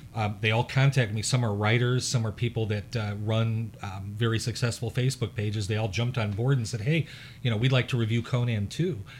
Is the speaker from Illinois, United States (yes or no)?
yes; Chicago, Illinois, United States; I'm from the Chicago area